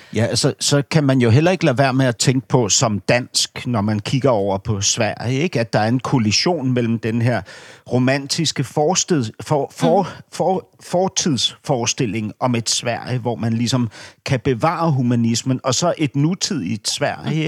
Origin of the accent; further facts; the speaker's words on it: Berlin, Germany; moved away; min opvækst i Vestberlin